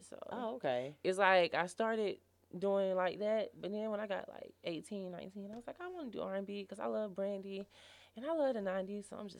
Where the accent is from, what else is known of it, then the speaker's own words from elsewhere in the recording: Macon, Georgia, United States; moved away as an adult; now in Atlanta, United States; I'm originally from Macon.